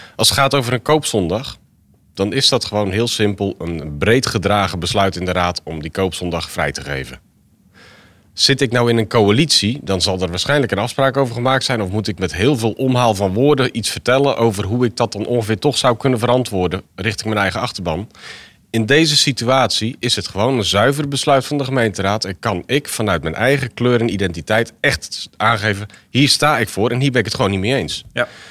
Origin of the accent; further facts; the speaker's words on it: Zwijndrecht, South Holland, Netherlands; ik ben geboren getogen in Zwijndrecht, dus elk hoekje en, en plekje ken ik eigenlijk wel.